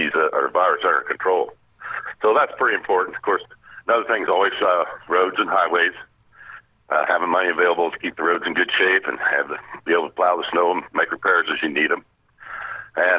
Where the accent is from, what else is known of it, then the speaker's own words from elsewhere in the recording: Decatur County, Indiana, United States; I was born and raised here in Decatur County